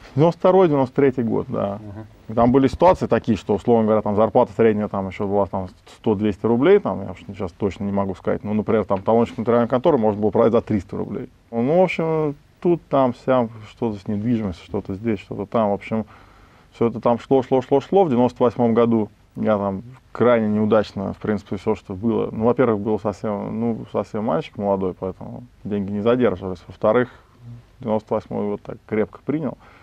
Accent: Moscow, Russia; Я вырос, родился в Москве, учился в Москве

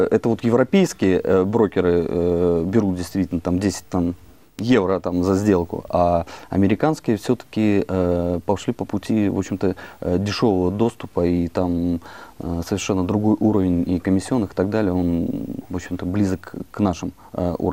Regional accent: Western Belarus, Belarus; also born or lived in Krasnoyarsk, Russia / Saint Petersburg, Russia / Moscow, Russia; Я родился вообще в Красноярске, там прожил достаточно все школьные годы в Беларуси, в Западной Беларуси, учился в Питере, потом в Москве

